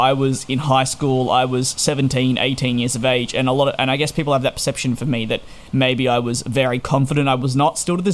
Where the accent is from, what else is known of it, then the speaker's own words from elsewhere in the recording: Australia; moved away as an adult; now in United Kingdom; So at 18 years of age, I moved from Australia, having lived there for 18 years, to go on a 2-year visa to the United Kingdom.